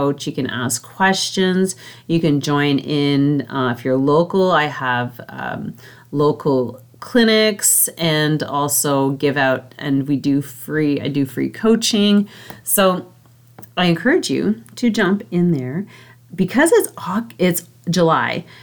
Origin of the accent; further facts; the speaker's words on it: Canada; I'm Canadian